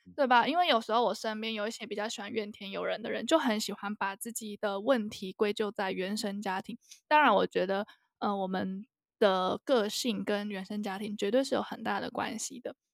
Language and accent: Chinese; Taiwan; 我们台湾教育